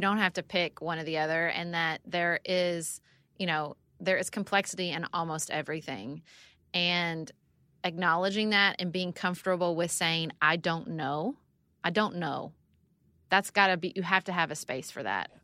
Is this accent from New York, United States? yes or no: no; Paducah, Kentucky, United States; also born or lived in Washington, D.C.; I moved back to Paducah, Kentucky, my hometown